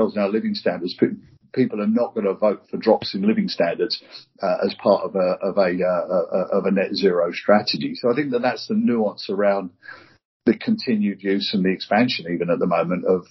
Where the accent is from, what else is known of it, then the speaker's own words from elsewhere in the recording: United Kingdom; as a Brit, I represent our country every time I step off the plane